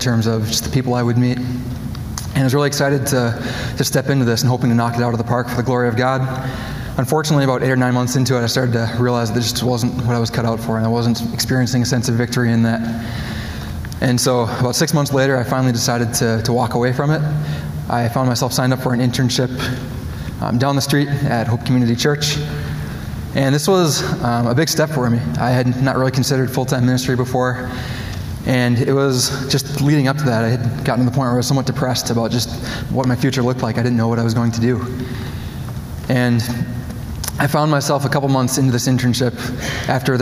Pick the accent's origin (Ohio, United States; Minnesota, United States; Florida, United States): Minnesota, United States; Coon Rapids; moved away; I grew up in Coon Rapids. It's a suburb just northwest of Minneapolis.